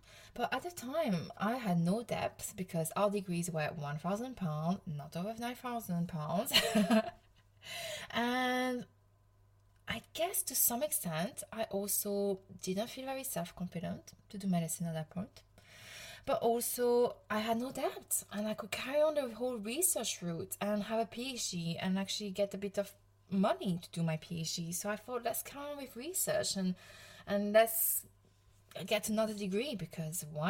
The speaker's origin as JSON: {"language": "English", "region": "Provence-Alpes-Côte d'Azur", "country": "France", "accent": "French", "second_language": "English", "moved": "as an adult", "lives_now": "United Kingdom", "said": "I'm from the south of France. I'm from Provence"}